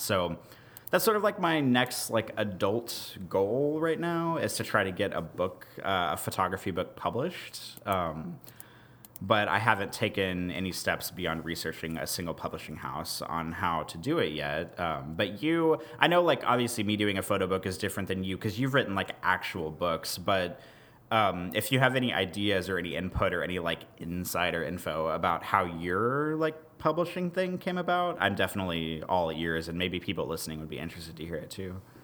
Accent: Kansas City, United States; I grew up outside of Kansas City.

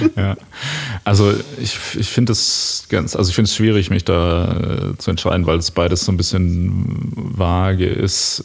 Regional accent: Ruhr area, North Rhine-Westphalia, Germany; ich komme ja aus dem, aus dem Ruhrgebiet.

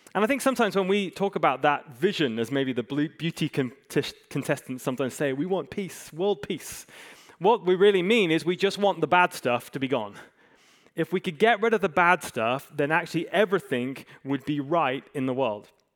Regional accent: Hong Kong; moved away; I grew up in Hong Kong, I, I love it

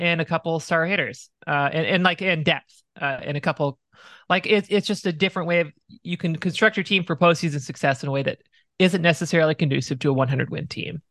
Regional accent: Arizona, United States; Growing up in Arizona

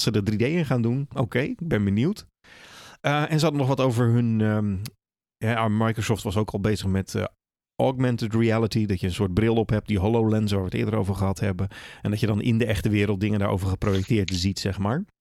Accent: Netherlands; we zijn wel Nederlanders

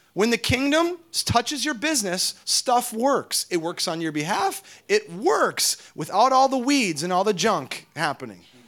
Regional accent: Minnesota, United States; we hail from Minnesota

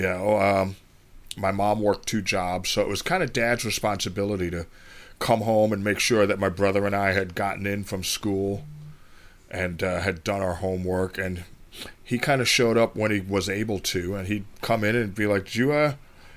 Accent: New York City, New York, United States; also born or lived in Bronx; I grew up on 135th Street in Madison Avenue

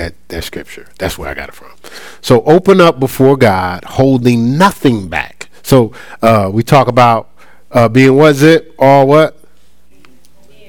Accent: Newark, New Jersey, United States; growing up in my hometown in Newark

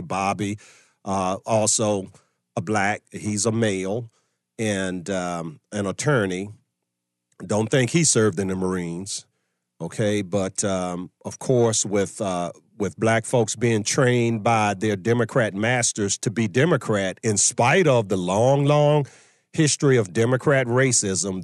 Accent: Virginia, United States; my home state of Virginia

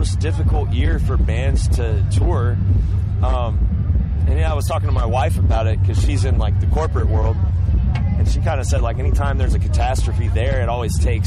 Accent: the South, United States; I grew up in the South

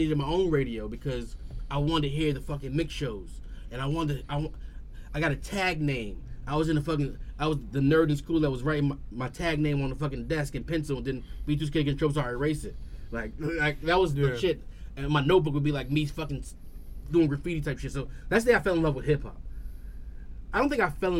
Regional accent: New York City, New York, United States; I'm from Ravenswood

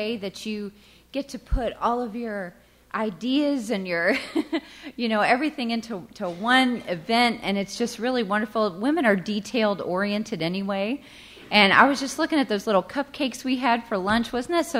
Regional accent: the South, United States; Growing up in the South, I didn't even know what hockey was

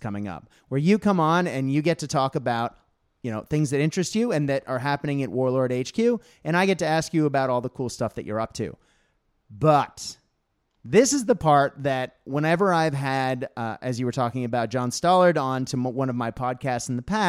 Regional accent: Australia; And as an Australian school teacher, I do occasionally read the book Johnny Tremaine to my class, so they get to see another side of British history.

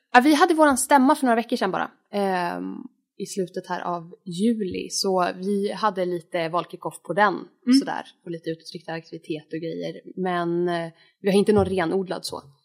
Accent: Norrland, Sweden; Jag är uppvuxen i Norrland

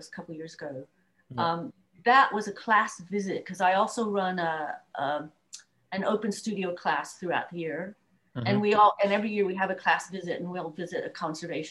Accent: United States; now in United Kingdom; I grew up in the States

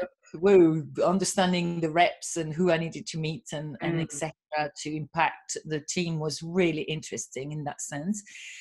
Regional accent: France; English is a second language; now in United Kingdom; You know, I'm French, obviously, and I have been in the industry. Although some people kind of listen to my accent thinking, where is she from? You know, not really French. So I've been in the UK for 30 years.

